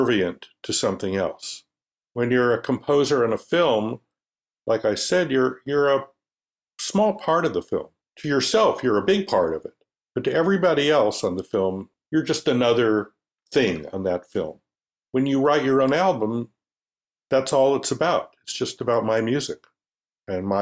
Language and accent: English; Los Angeles, California, United States; I was born in Los Angeles. My father was born in Los Angeles.